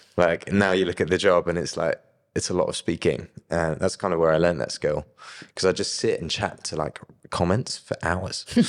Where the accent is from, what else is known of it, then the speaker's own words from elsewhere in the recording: Brighton, South East England, United Kingdom; I grew up in Brighton